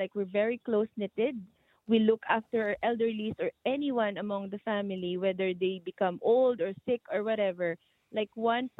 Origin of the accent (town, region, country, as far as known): Philippines